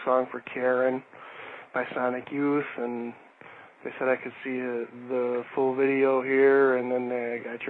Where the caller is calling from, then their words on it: Milwaukee, Wisconsin, United States; I'm calling from Milwaukee, Wisconsin.